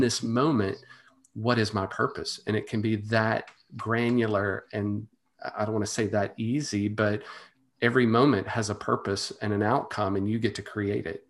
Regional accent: Monroe, Louisiana, United States; the University of Louisiana Monroe, which is my, my hometown college

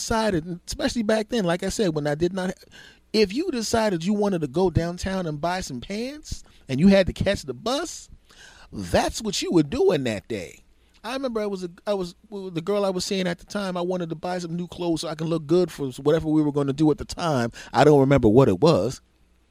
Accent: Philadelphia, Pennsylvania, United States; I come from a big city originally. I'm a Philadelphian from originally

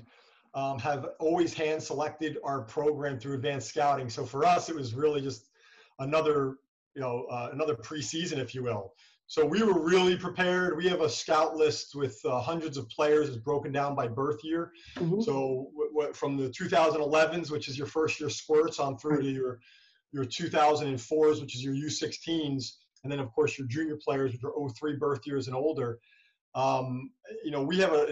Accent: United States

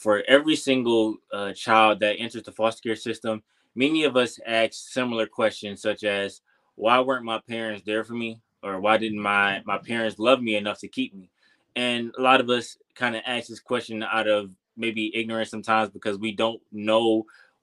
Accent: Detroit, Michigan, United States; moved away as an adult; I'm from Detroit, Michigan. If you don't know, growing up in Detroit, pretty much my entire life

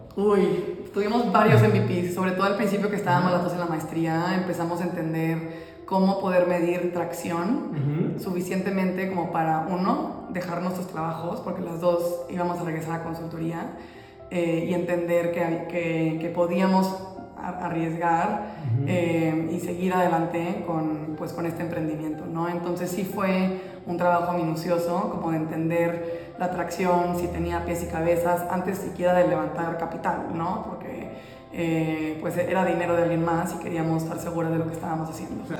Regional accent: Monterrey, Nuevo León, Mexico; moved away as an adult; now in Mexico City, Mexico; soy de, Monterrey, no sé si mi acento me vaya a adelantar. Eh, soy de Monterrey, México

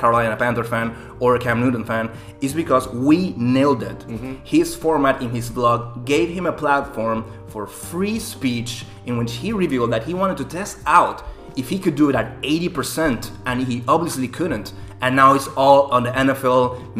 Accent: Panama; moved away; back from my hometown in Panama

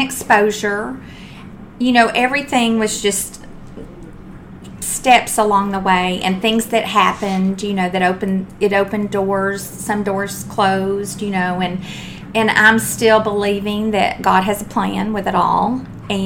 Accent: Texas, United States; I'm from Texas.

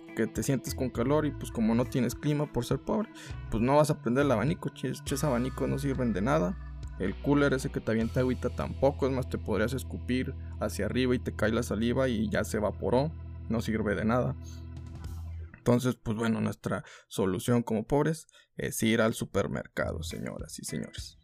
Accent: Mexico; somos mexicanos

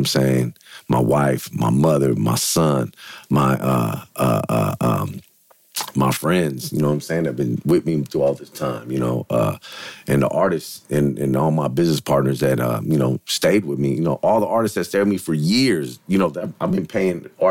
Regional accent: San Francisco, California, United States; I'm from Frisco

